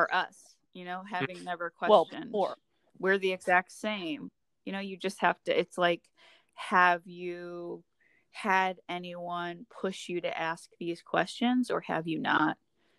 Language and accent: English; the South, United States; when you are proud of being a Southerner, it's easier to change the narrative to something that feels more comfortable than to accept that I come from a place and a people and a tradition who got